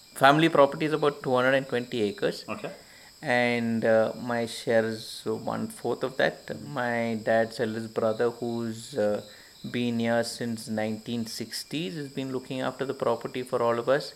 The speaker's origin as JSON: {"language": "English", "region": "Kerala", "country": "India", "tie": "born or raised there", "also_born_or_lived": "Hyderabad", "moved": "as an adult", "lives_now": "Coorg, India", "said": "I grew up in Kerala"}